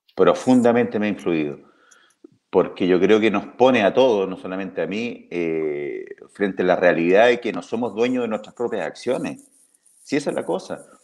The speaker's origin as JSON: {"language": "Spanish", "town": "Talca", "region": "Maule", "country": "Chile", "tie": "born or raised there", "said": "me crié en Los Estelares, en mi, en mi casa, en Talca"}